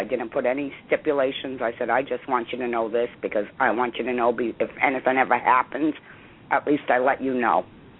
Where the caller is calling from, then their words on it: Massachusetts, United States; I'm calling from Massachusetts.